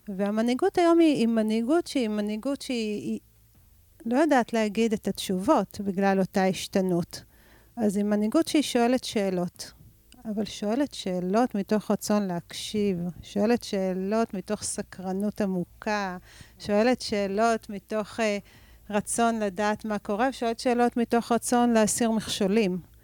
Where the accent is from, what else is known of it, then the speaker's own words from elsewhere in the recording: Rehovot, Central District, Israel; נולדתי ברחובות ואני גרה ברחובות